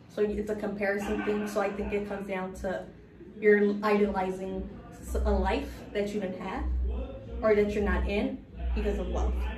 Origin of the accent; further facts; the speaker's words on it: Los Angeles, California, United States; moved away as an adult; now in New York, United States; I'm from South Central, so I'm um, a product of LAUSD. I went to some of the worst high school, middle school areas